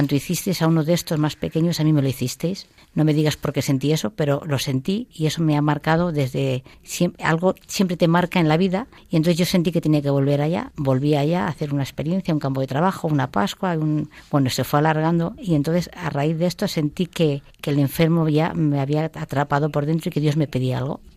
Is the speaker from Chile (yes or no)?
no; Toledo, Castilla-La Mancha, Spain; Yo soy de un pueblo de Toledo